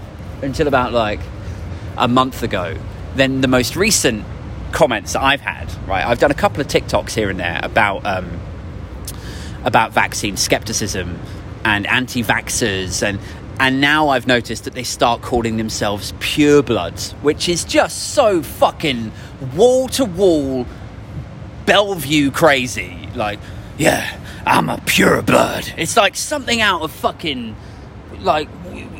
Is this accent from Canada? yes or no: no; United Kingdom; we're British